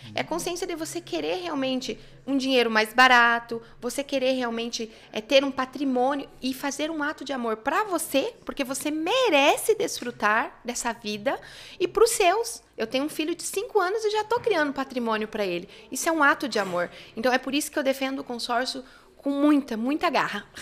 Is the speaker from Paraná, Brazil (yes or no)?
yes; Nova Cantu, Paraná, Brazil; moved away as an adult; now in Curitiba, Brazil; eu vim do norte do Paraná uhum. e eu sou da roça mesmo, né? Então eu trabalhei muitos anos na roça. Uhum. Eu vim aqui para Curitiba com 18 anos